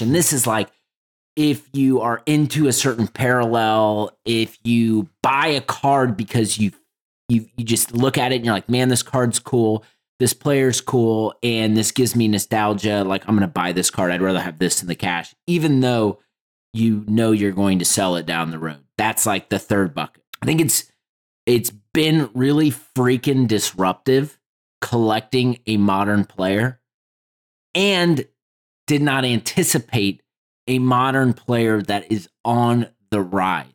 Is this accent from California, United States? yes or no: no; Indianapolis, Indiana, United States; nineties kids growing up in Indianapolis